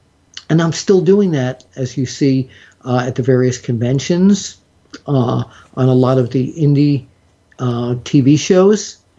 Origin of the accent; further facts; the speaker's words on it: New York, United States; When I was growing up in New York